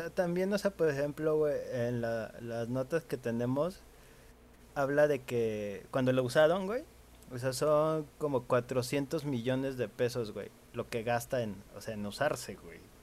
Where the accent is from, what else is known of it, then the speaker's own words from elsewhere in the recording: Mexico; como buen mexicano